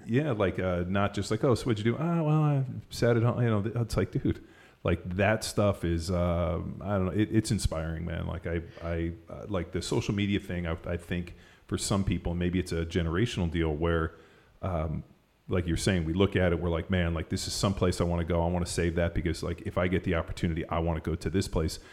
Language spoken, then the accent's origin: English; Southern California, United States; now in Texas, United States; growing up in Southern California, skiing at Mammoth